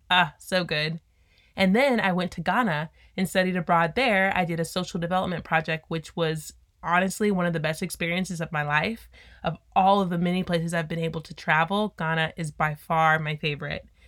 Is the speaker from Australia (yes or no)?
no; Texas City, Texas, United States; also born or lived in Austin, Texas; I'm from Texas City, Texas, and went to a super small high school